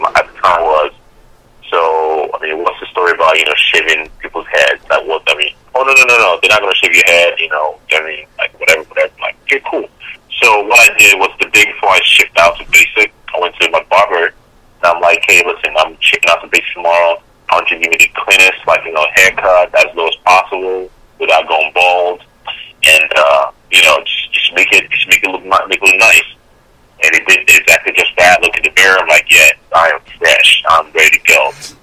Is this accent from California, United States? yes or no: no; Chicago, Illinois, United States; moved away as an adult; also born or lived in South Korea; now in St. Louis, United States; originally I'm from Chicago. So went to high school south suburbs of Chicago